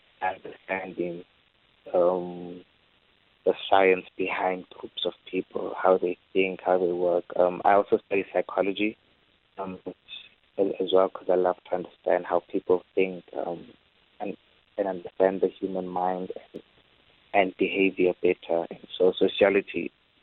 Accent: Free State, South Africa; now in Cape Town, South Africa; I'm from the Free State, so it's always been in my heart to be able to go back to where I'm originally from

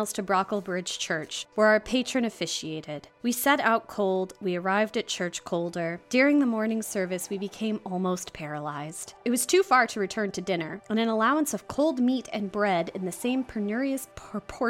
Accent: United States; as an American

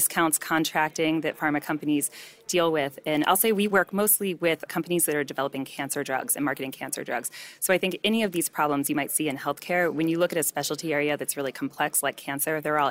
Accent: San Francisco, California, United States; I'm from the San Francisco area

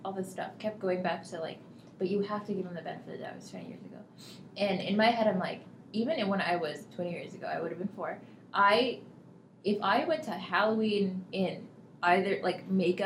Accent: Canada; as a Canadian

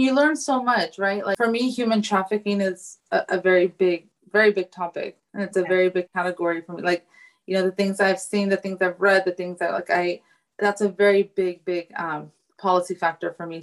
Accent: California, United States; I was conceived in Afghanistan but born in America.

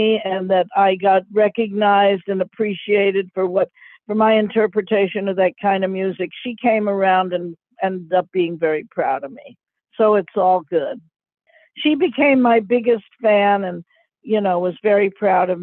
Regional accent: New York City, New York, United States; growing up in New York City

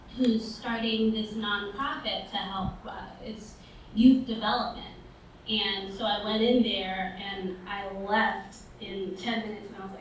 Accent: New York City, New York, United States; I grew up in Brooklyn. I grew up in East Flatbush and Mill Basin

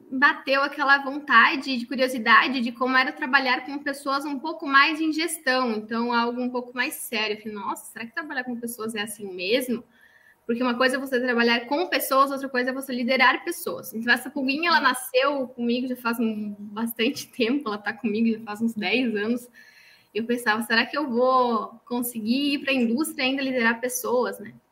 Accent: Santa Catarina, Brazil; accent: Santa Catarina; now in São Paulo, Brazil; Por isso que eu perdi um pouquinho o sotaque de Catarina já.

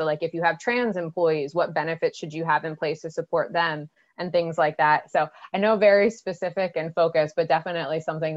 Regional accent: United States; as an American

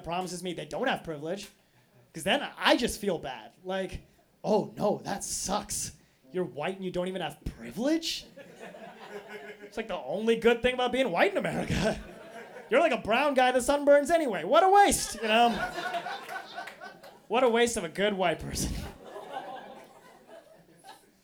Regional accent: Boise, Idaho, United States; now in Portland, United States; Because yes, I'm Indian. But I grew up in Boise, Idaho. I live in Portland

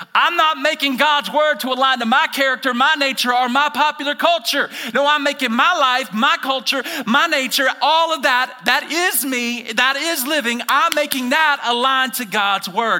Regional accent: Alabama, United States; moved away as an adult; I'm originally from Alabama

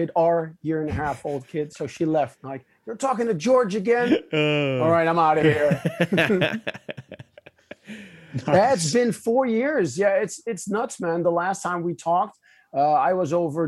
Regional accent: Netherlands; English is a second language; English is not my first language. So if some people are like, whoa, he's kind of struggling, well, that's just because, you know, I'm Dutch. I'm from the Netherlands.

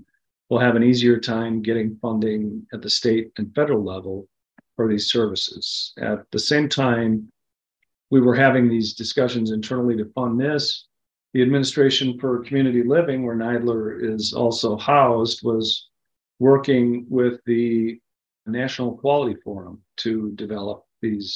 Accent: Minnesota, United States; moved away; I was in my home state of Minnesota over the holidays

